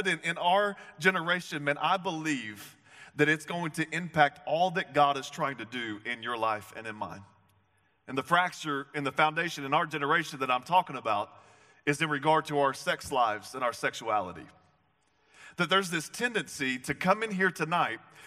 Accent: the South, United States; I'm from the South

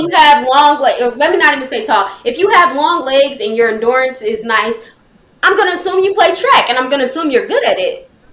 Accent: United States; I'm American, but I'm a Black American, but at the end of the day, I'm still American

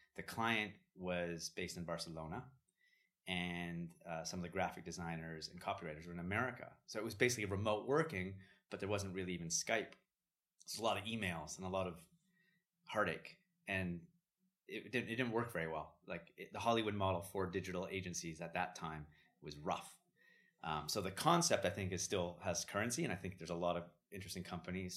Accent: Vancouver, British Columbia, Canada; moved away as an adult; also born or lived in Jerusalem / San Francisco / Los Angeles / London; growing up in Vancouver

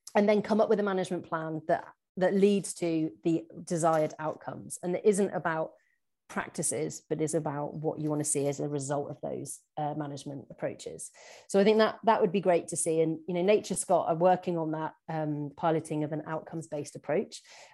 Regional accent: England, United Kingdom; we can kind of get away with it as being English new entrants in our little area.

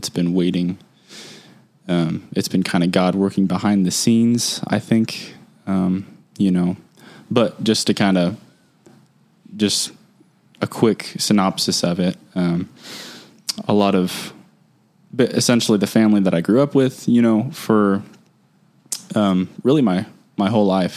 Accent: Wichita, Kansas, United States; moved away as an adult; now in Midland, United States; I am from Wichita, Kansas, born and raised in Wichita, Kansas

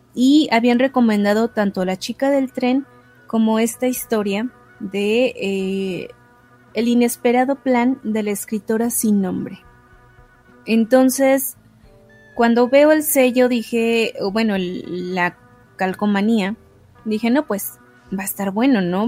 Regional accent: Mexico; yo no soy italiana, yo soy mexicana

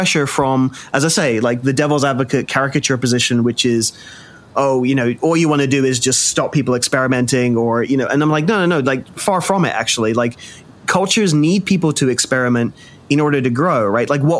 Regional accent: Birmingham, West Midlands, United Kingdom; I was born in Birmingham, England

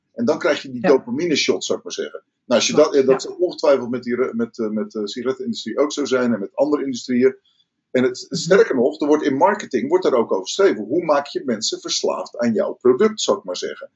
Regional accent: Rotterdam, South Holland, Netherlands; ik kom uit Rotterdam

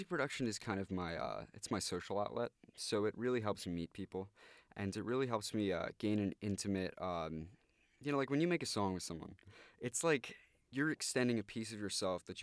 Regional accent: New York, United States; I'm actually from Westchester County myself, so uh, it was nice to come from the suburb to a nice big city

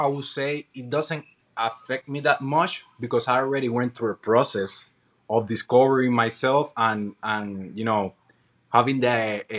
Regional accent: Puerto Rico; now in United States

